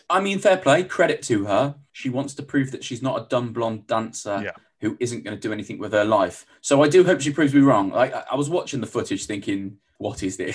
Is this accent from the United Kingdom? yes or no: yes; Huddersfield, Yorkshire and the Humber, United Kingdom; I'm originally from Huddersfield in West Yorkshire